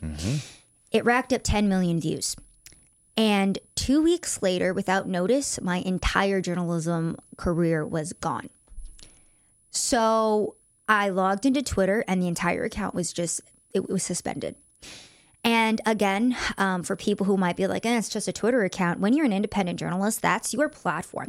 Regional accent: United States; I am American

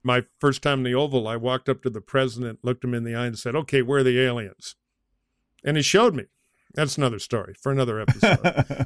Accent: United States; I'm an American

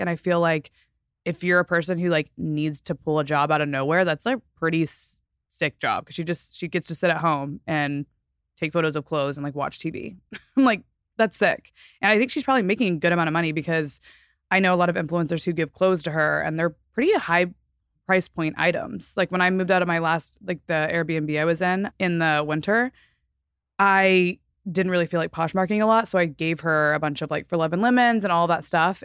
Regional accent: Texas, United States; moved away as an adult; now in Southern California, United States; I'm from Texas and I've lived in Southern California for now almost seven years

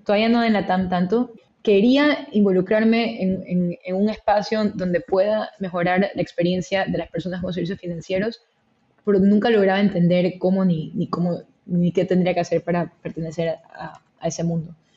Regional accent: Guayaquil, Guayas, Ecuador; moved away as an adult; also born or lived in Philadelphia, United States / New York, United States; Soy originalmente de Ecuador, que creo que siempre es importante comentar, nací, crecí, nací, crecí en Guayaquil

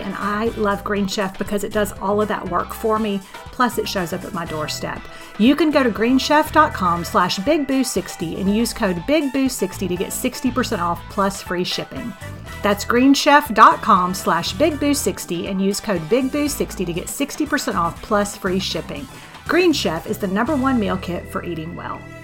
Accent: Houston, Texas, United States; also born or lived in Beaumont, Texas; now in San Antonio, United States; growing up in Houston and Beaumont

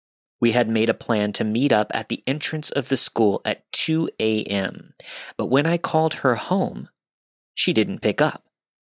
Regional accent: Pennsylvania, United States; This story begins in my small hometown located in the middle of nowhere, Pennsylvania. My hometown consists of about 1,100 people, one traffic light, and an equal number of churches to bars.

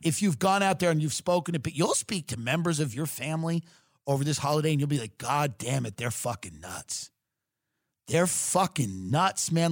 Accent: Long Island, New York, United States; I'm from Long Island

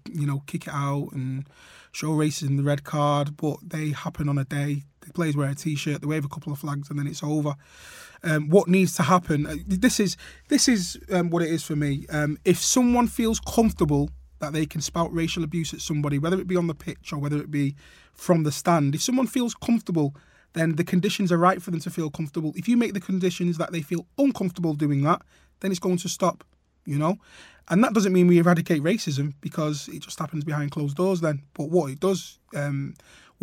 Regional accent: Trafford, North West England, United Kingdom; playing for my town team, Trafford Boys

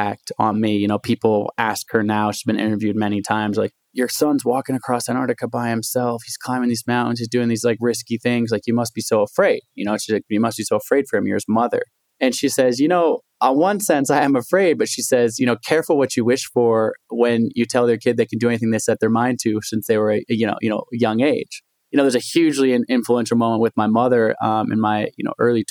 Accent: Portland, Oregon, United States; also born or lived in Olympia, Washington; I grew up in Portland, Oregon, somewhat of an untraditional background.

